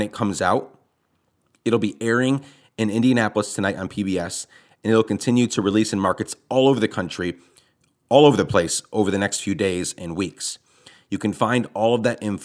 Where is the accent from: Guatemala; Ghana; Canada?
Guatemala; moved away as an adult; also born or lived in Rochester, New York; I was born in New York, but raised in Guatemala from 9 to, you know, when I got out of high school